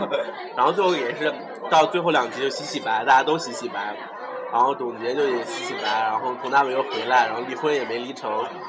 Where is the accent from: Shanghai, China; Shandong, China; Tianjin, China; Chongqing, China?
Shanghai, China; 我是老上海人